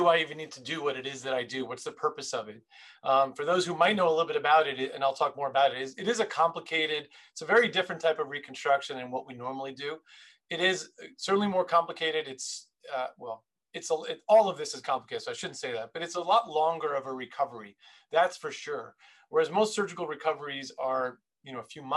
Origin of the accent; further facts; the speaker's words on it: New York City, New York, United States; I was born and raised in Queens, New York